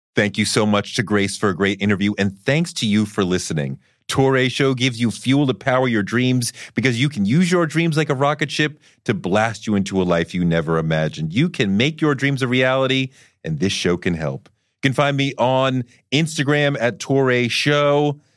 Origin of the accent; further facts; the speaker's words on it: Boston, Massachusetts, United States; growing up in Boston, going to private school